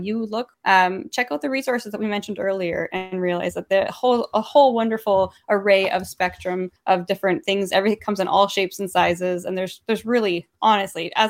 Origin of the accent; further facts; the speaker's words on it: Canada; I say that as a Canadian